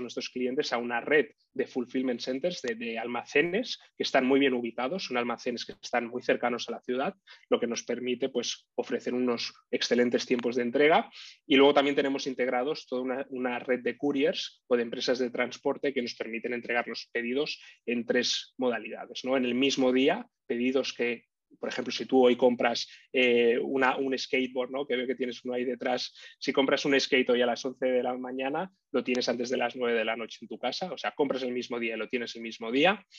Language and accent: Spanish; Barcelona, Catalonia, Spain; soy originario de Barcelona, vivo aquí en, Barcelona